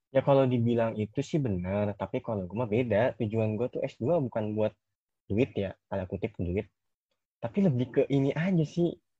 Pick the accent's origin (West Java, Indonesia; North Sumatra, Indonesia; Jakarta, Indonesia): West Java, Indonesia; Bogor; keinginan gua keluar dari Bogor, Nes. Gua kan orang Bogor